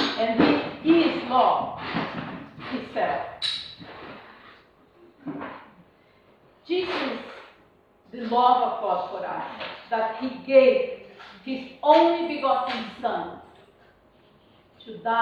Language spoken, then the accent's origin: English; Brazil; English is a second language; now in United Kingdom; I'm Brazilian